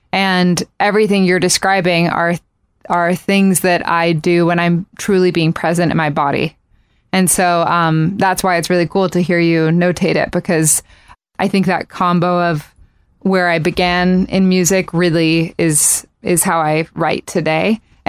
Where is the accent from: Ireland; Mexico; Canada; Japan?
Japan; So I grew up in Japan, and it was the thing to do was to go to karaoke bars, which at age 4 didn't seem weird to be going to a bar.